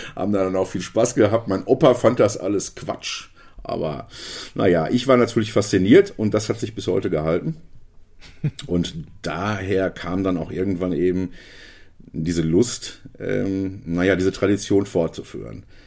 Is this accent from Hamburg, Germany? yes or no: no; Hagen, North Rhine-Westphalia, Germany; bei uns in Hagen, meiner Heimatstadt Hagen